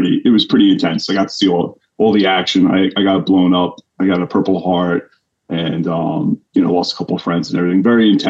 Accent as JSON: {"language": "English", "area": "Suffolk County, Long Island", "region": "New York", "country": "United States", "tie": "born or raised there", "said": "I'm from originally out in Suffolk County, Long Island, New York. So always, you know, born and raised."}